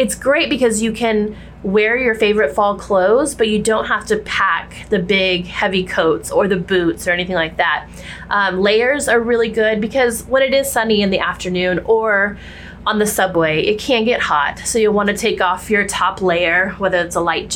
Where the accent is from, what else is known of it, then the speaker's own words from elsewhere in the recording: Texas, United States; now in New York City, United States; Growing up in Texas